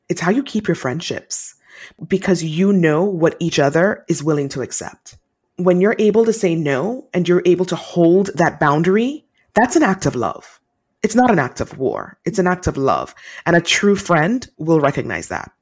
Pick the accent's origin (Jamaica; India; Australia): Jamaica; I'm Jamaican, and Jamaican women are taught to be really strong